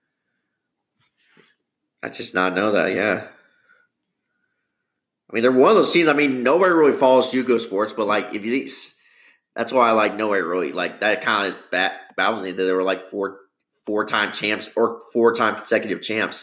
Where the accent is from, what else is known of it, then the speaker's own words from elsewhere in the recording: Bloomington, Illinois, United States; It's my hometown, Bloomington Normal